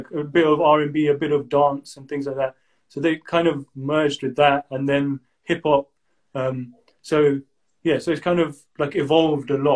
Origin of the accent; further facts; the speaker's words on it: United Kingdom; And um, so we yeah we're born and brought up in the UK. We're of Indian origin, and uh, our ethnicity is Punjabi.